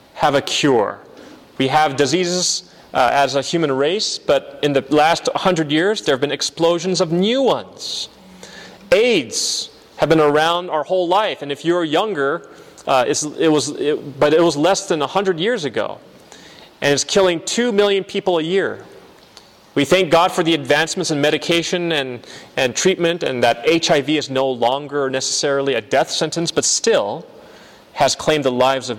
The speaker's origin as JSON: {"language": "English", "town": "San Bernardino", "region": "California", "country": "United States", "moved": "as an adult", "lives_now": "Michigan, United States", "said": "I'm from San Bernardino, Riverside area, and my parents still live there, along with my family."}